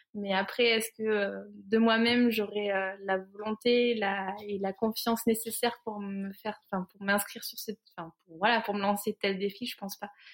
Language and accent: French; Cantal, near Saint-Flour, Auvergne-Rhône-Alpes, France; J'ai grandi dans le Cantal, euh, à côté de Saint-Flour